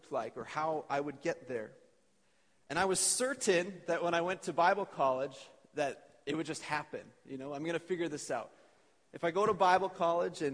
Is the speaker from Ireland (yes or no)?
no; Edmonton, Alberta, Canada; I grew up in Edmonton. Jalene and I both are born and raised Alberta people